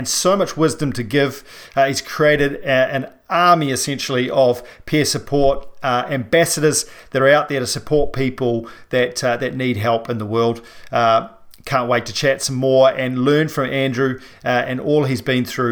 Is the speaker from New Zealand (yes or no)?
yes; New Zealand; a paraplegic from New Zealand